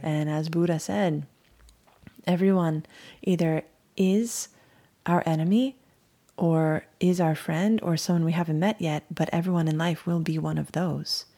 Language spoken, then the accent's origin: English; Hawaii, United States; moved away; also born or lived in Miami; I'm from Hawaii. We used to just skateboard, surf, relax, and sing reggae